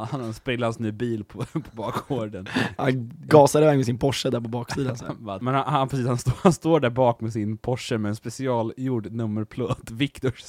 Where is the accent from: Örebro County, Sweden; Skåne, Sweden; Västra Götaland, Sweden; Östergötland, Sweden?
Örebro County, Sweden; Örebro; Yes, jag kommer från Örebro.